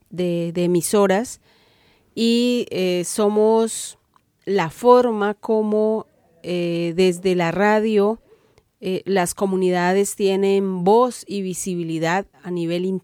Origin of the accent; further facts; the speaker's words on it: Cauca, Colombia; soy comunicadora indígena del Cauca en Colombia.